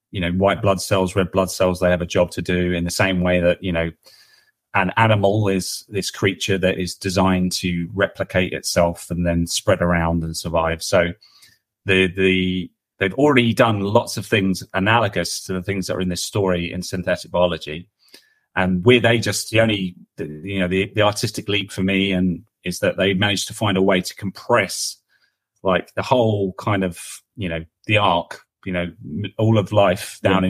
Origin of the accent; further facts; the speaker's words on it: London, United Kingdom; I grew up in London